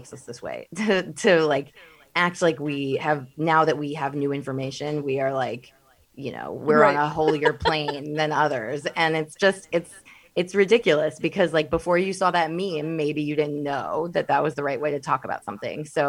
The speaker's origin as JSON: {"language": "English", "region": "Midwest", "country": "United States", "said": "I'm from the Midwest"}